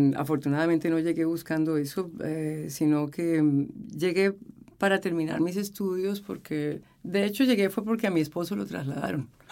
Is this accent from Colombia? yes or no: yes; Colombia; moved away as an adult; now in Chile; había vivido en mi país